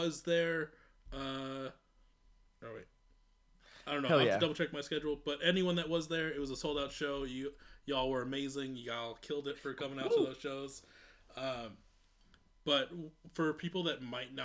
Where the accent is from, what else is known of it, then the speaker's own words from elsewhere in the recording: Iowa, United States; now in Minneapolis, United States; I'm originally from Iowa, but I live in Minneapolis now